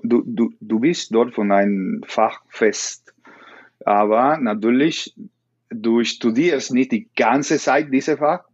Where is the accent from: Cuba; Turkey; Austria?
Cuba; Camagüey; German is a second language; moved away as an adult; also born or lived in Esmeralda, Camagüey / Havana; now in Germany; ich bin in Camagüey geboren, ich bin in Camagüey.